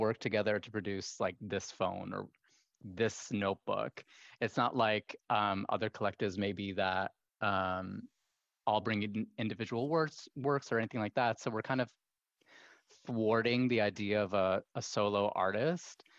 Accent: Kuwait; as somebody who was half Kuwaiti, half American, growing up in Kuwait

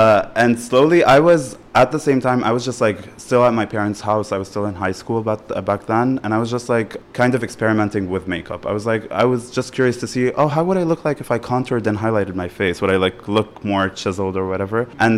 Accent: Beirut, Beirut Governorate, Lebanon; I was basically studying political science at LAU in Beirut. And the thing is, growing up in Beirut and Lebanon and whatever

